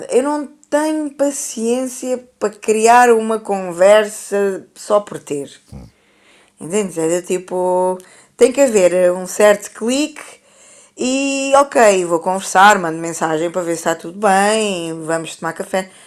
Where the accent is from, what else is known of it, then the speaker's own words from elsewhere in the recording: Brazil; eu sou brasileira, eu considero-me brasileira.